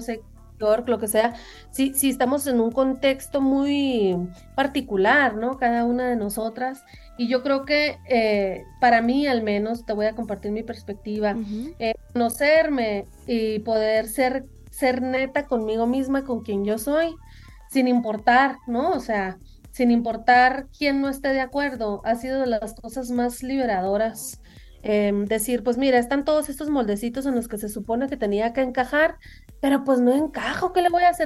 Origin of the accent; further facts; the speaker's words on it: Sonora, Mexico; moved away; also born or lived in United States; son sonidos que yo crecí escuchando, pues, en Sonora